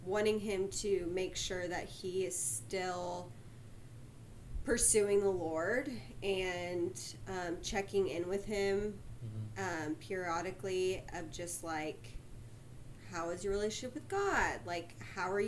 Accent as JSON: {"language": "English", "town": "Sugar Land", "region": "Texas", "country": "United States", "tie": "born or raised there", "said": "I grew up in Sugarland, Texas"}